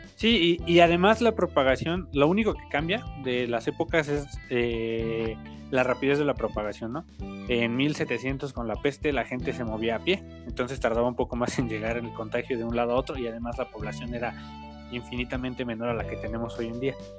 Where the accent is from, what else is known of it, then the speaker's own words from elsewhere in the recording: Tultitlán, State of Mexico, Mexico; yo soy tu vecino, soy de Tultitlán